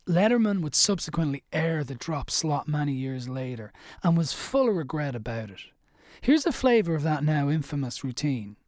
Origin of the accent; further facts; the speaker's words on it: Ireland; I'm Irish-born Catholic.